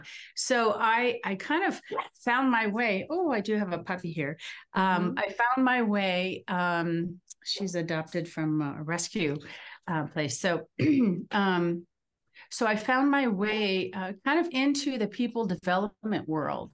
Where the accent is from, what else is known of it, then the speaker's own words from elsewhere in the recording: East Coast, Northeast, United States; now in Denver, United States; I am in the Denver area in Colorado, although I'm from the East Coast originally.